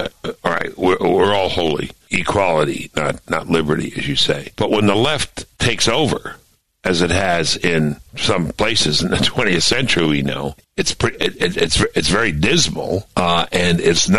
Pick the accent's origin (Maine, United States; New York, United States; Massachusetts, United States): New York, United States; Brooklyn; I thought the world was mostly Jewish. I grew up in Flatbush, New York.